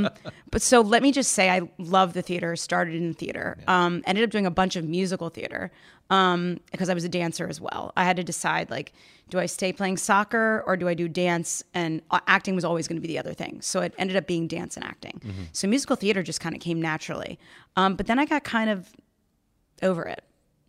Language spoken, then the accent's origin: English; Maryland, United States; born there; also born or lived in Virginia / Tennessee; So I've lived all over the country. I was born in Maryland. I moved into Virginia, Tennessee, and then eventually finally found my way up here where I found my people.